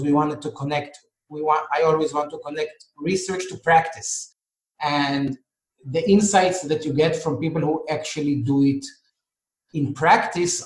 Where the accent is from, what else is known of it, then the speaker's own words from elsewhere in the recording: Israel; I'm from Israel, and in Israel, people argue a lot